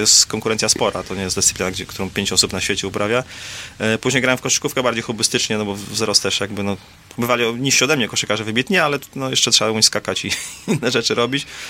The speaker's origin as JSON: {"language": "Polish", "town": "Warsaw", "region": "Masovian Voivodeship", "country": "Poland", "said": "ja jestem z Warszawy"}